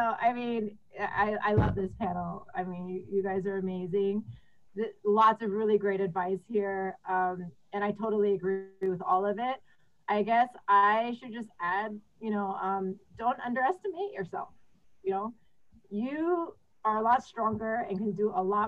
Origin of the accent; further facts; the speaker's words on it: Texas, United States; I grew up in Texas as like one of the few Asians amongst a sea of white, beautiful white blonde girls